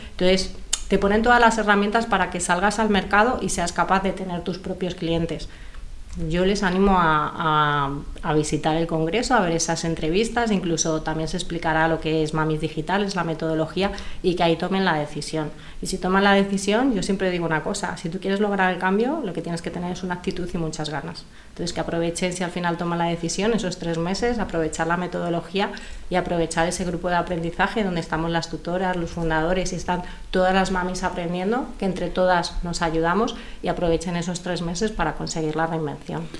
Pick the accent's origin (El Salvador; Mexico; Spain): Spain; Madrid, Community of Madrid; yo soy de Madrid